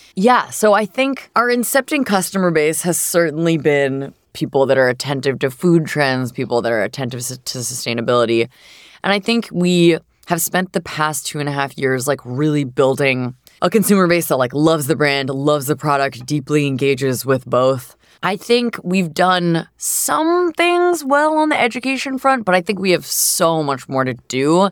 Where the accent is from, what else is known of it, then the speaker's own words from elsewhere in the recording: Southern New Hampshire, United States; I grew up in Southern New Hampshire